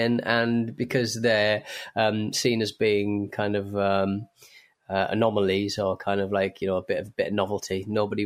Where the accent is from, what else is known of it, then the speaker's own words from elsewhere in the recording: Hartlepool, North East England, United Kingdom; my hometown of Hartlepool